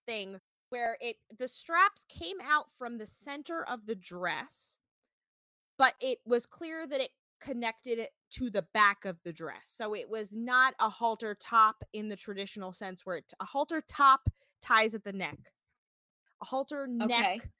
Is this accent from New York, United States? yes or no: no; New Jersey, United States; growing up in Jersey